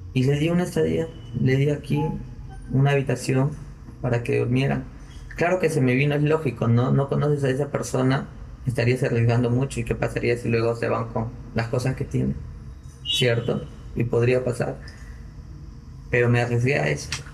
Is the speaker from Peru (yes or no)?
yes; Piura, Peru; como buen piurano